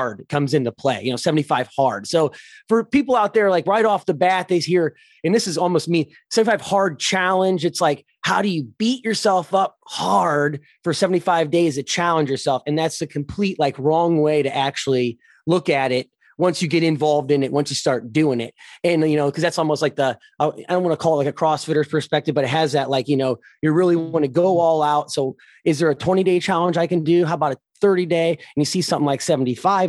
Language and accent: English; Ohio, United States; I'm from Ohio. So our weather is actually some of the worst in the United States